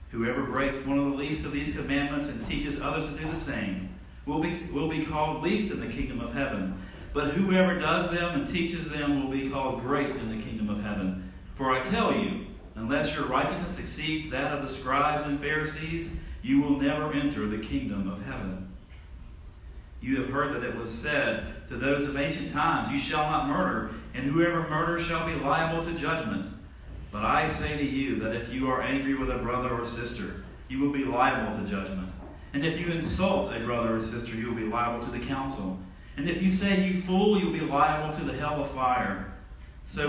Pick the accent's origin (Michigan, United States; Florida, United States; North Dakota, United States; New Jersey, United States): Florida, United States; Tallahassee; I'm from Tallahassee, Florida